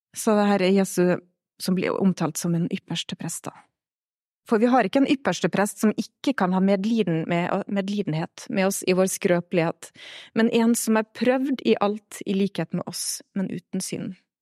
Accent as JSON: {"language": "Norwegian", "town": "Stad", "region": "Vestland", "country": "Norway", "tie": "born or raised there", "moved": "as an adult", "lives_now": "Melhus, Norway", "said": "Jeg kommer fra Stad, fine Stad på Nordvestlandet. Vokst opp i en eh, liten pinsemenighet"}